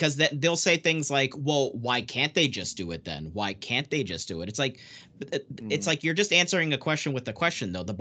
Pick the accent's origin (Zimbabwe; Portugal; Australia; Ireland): Portugal; moved away; I'm literally an immigrant. I was born in Portugal